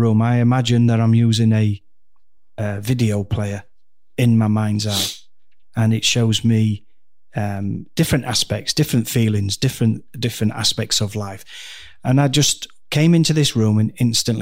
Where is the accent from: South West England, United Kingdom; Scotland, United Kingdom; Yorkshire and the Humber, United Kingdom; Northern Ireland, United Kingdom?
Yorkshire and the Humber, United Kingdom; Doncaster; also born or lived in Dhekelia, Cyprus; I'm from Doncaster